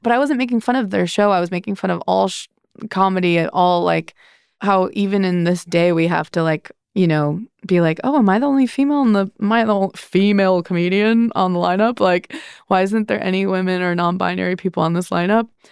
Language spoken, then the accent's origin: English; Midwest, United States; moved away as an adult; When you grow up in the Midwest, but then you move somewhere big